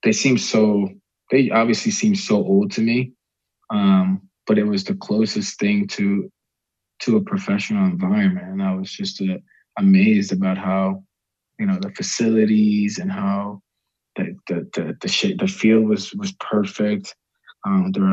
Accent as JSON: {"language": "English", "region": "Maryland", "country": "United States", "tie": "born or raised there", "said": "growing up in Maryland, our club team would take us to University of Maryland soccer games"}